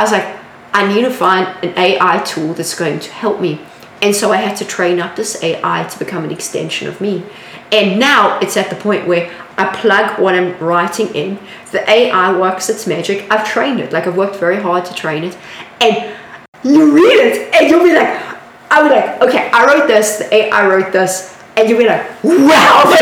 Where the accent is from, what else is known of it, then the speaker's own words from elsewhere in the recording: South Africa; moved away as an adult; now in San Francisco, United States; I was conveying it in a South African way